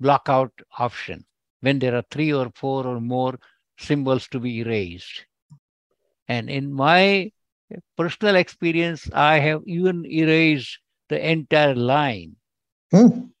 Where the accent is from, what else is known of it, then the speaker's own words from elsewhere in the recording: India; now in California, United States; I'm originally from India, but I'm an American citizen. And I live in California, United States.